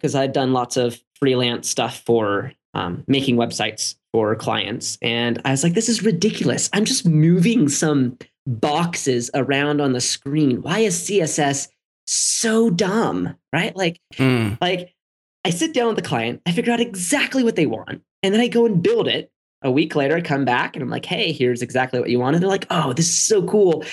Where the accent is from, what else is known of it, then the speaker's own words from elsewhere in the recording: San Diego, California, United States; I was born in San Diego.